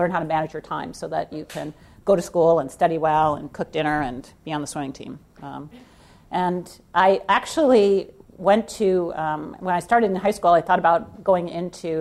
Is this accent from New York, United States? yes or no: no; Edwardsville, Illinois, United States; also born or lived in East St. Louis, Illinois; I was born in Edwardsville, Illinois, actually in East St. Louis, and then lived in Edwardsville, Illinois